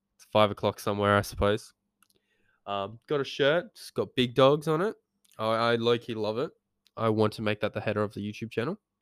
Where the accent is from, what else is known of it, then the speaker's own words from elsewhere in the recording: Geraldton, Western Australia, Australia; we grew up in Geraldton